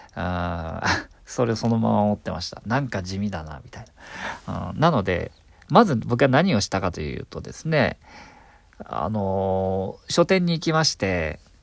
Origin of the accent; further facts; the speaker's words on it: Nobeoka, Miyazaki, Japan; moved away as an adult; also born or lived in Tokyo; 僕は九州の宮崎県延岡市というとこで18歳まで生まれ育ったんですが、やっと大学進学を機に東京に出てきた